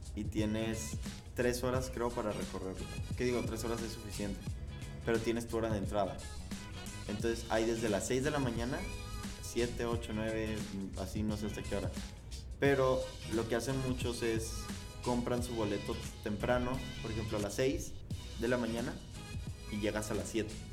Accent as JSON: {"language": "Spanish", "country": "Mexico", "said": "nosotros que somos mexicanos"}